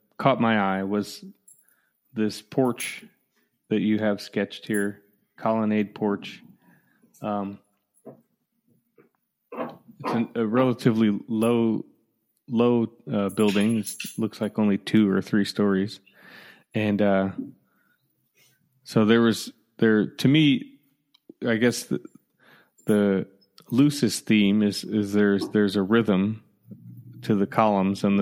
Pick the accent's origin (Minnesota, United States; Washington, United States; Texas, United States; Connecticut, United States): Connecticut, United States; now in Michigan, United States; growing up in Connecticut